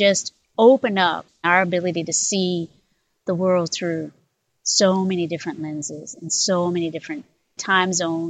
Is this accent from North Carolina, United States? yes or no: yes; North Carolina, United States; I was born in North Carolina myself, born in a community that was shaped by segregation